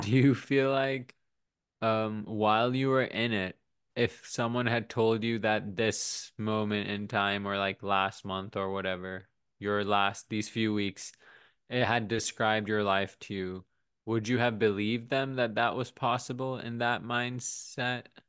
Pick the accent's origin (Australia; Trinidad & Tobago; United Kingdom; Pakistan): Pakistan; now in United States; I grew up in Pakistan